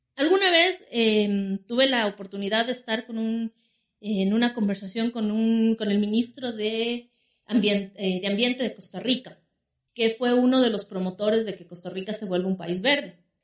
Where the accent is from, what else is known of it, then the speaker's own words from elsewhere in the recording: Quito, Pichincha, Ecuador; nací aquí en la ciudad de Quito